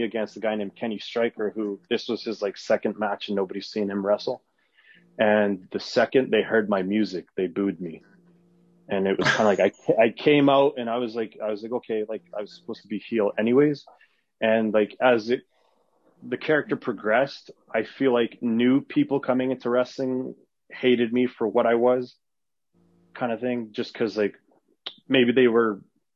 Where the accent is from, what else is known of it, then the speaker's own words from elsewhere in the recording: Canada; first language Arabic; English is a second language; also born or lived in Edmonton; I was born in Canada, but I'm Lebanese, and like my first language is Arabic. I was raised Muslim, and yeah, you know, but like I'm from small towns and grew up in small towns, then I moved